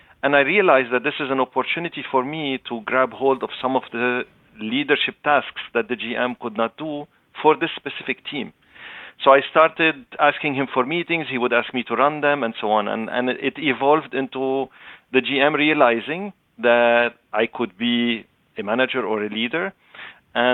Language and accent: English; Canada; I am Canadian, but Lebanese origin. So I speak Arabic, French, and English.